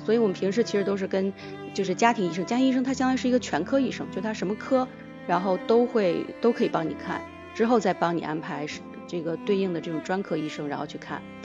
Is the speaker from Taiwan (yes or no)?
no; Northeast China, China; moved away as an adult; also born or lived in Canada; 我是在东北出生的